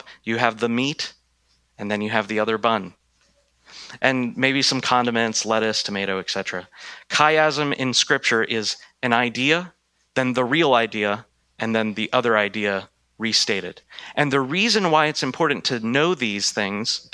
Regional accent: United States

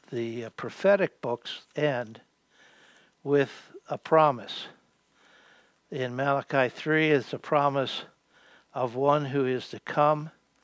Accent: Western Pennsylvania, United States; moved away; also born or lived in Queens, New York City; I grew up in Western Pennsylvania. We moved to New York City, Queensboro, New York City.

